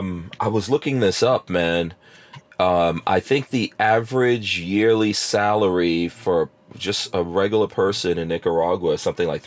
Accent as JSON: {"language": "English", "region": "England", "country": "United Kingdom", "tie": "born or raised there", "also_born_or_lived": "Guyana", "said": "when I was born in Guyana and then we went to live in England, but in England, I was kind of sick."}